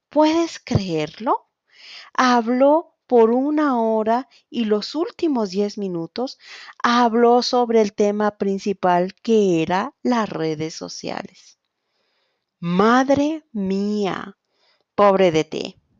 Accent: Quito, Pichincha, Ecuador; soy de Quito, Ecuador, profesora de español y coordinadora de Spansol School.

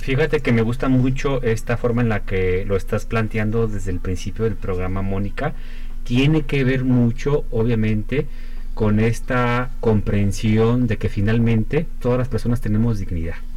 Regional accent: Mexico; como sociedad mexicana

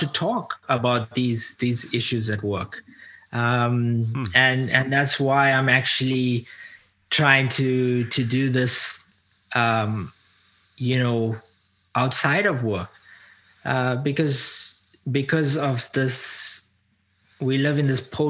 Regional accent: South Africa; now in North America; I was born into an Indian community. Ethnically, culturally Indian, but I grew up as an African. I now live in North America.

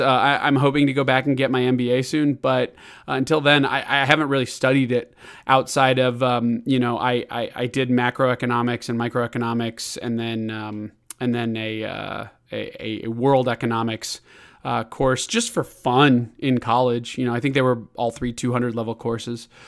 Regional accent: Chicago, Illinois, United States; also born or lived in Kansas City; I would move to Chicago when I was six years old

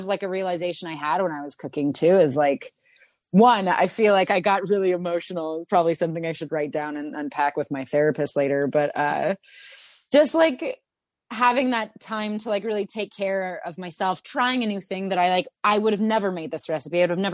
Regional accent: Santa Cruz, California, United States; In my hometown, Santa Cruz, there is a store called the Olive Oil Connection

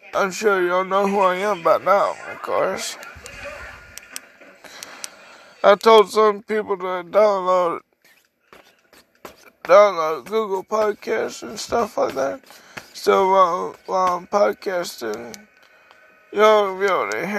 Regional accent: LaGrange, Georgia, United States; I'm from LaGrange, Georgia

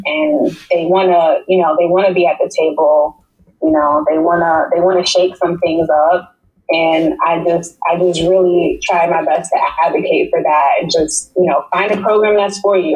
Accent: New York City, New York, United States; now in South Florida, United States; I grew up in New York City

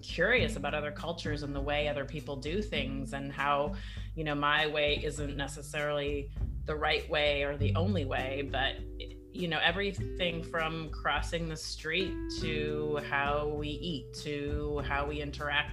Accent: Edmonton, Alberta, Canada; also born or lived in Italy / Sweden; now in Bay Area, United States; I am originally Canadian. I grew up in Edmonton, in Northern Canada

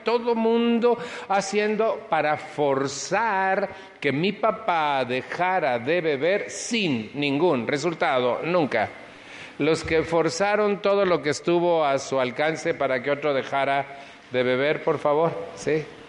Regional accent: Mexico; moved away

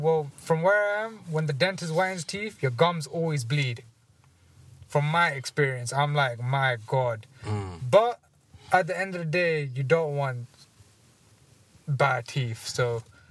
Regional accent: London, United Kingdom; I'm from the Ealing Borough

